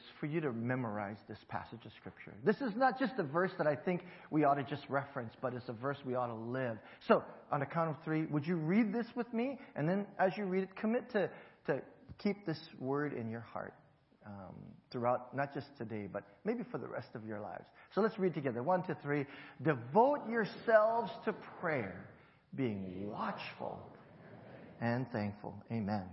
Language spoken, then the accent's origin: English; Hawaii, United States; moved away; growing up in Hawaii